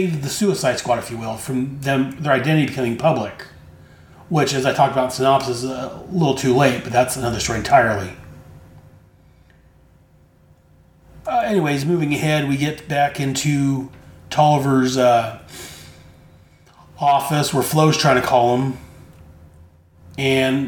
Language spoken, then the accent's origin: English; United States; as an American citizen